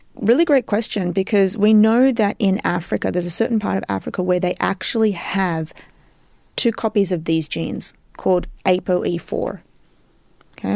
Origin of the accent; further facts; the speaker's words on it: Australia; moved away as an adult; also born or lived in Cyprus (ancestry); now in New York, United States; I was born and raised in Australia